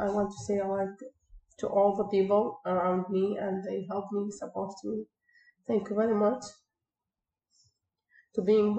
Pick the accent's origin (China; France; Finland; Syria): Syria; moved away as an adult; now in Canada; I said, "From Syria."